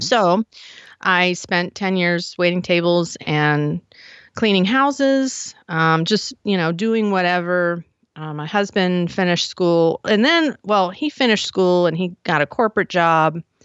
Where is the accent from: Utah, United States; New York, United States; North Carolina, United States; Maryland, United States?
Maryland, United States; Frederick; moved away as an adult; also born or lived in Silver Spring, Maryland / Baltimore, Maryland; now in Idaho, United States; was born in Silver Spring, grew up in Frederick